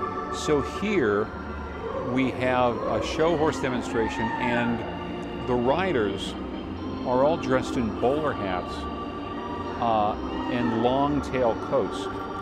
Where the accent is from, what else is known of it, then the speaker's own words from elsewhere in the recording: Connecticut, United States; So I'm from Connecticut, where we eat lobster rolls like the right way.